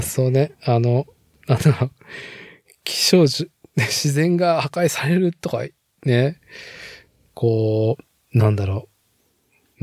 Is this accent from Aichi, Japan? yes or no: yes; Nagoya, Aichi, Japan; 名古屋生まれ、名古屋育ちの人間